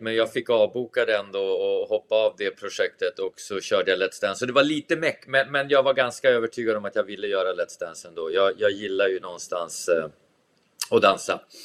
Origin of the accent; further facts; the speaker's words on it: Tavelsjö, Västerbotten County, Sweden; när jag var liten i Tavelsjö